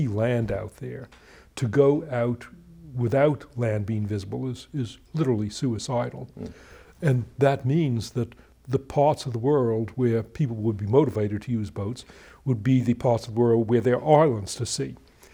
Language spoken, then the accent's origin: English; Boston, Massachusetts, United States; now in Los Angeles, United States; growing up in Boston, my father would take us in the summer on vacations